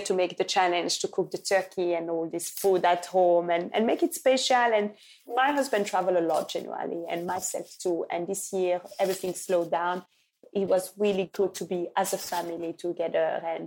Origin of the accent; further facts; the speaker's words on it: Belgium; also born or lived in Lubumbashi, Congo; now in England; I left Congo at 5 when my father died. But I grew up with families in Belgium